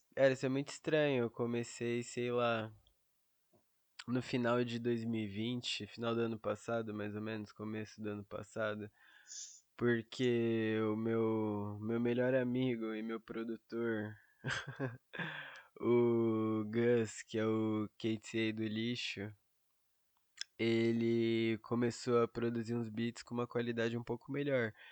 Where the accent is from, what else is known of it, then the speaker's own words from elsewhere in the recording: São Paulo, Brazil; Eu sou de São Paulo, capital